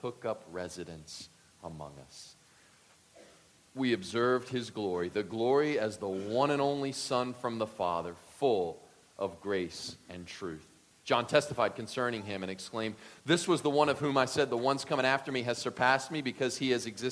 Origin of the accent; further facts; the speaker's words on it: Deep South, United States; grew up in the Deep South